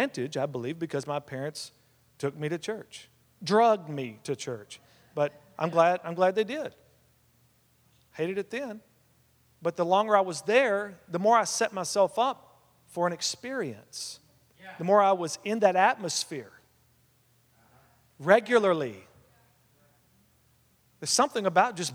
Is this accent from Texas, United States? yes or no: yes; West Texas, United States; We were raised together out in West Texas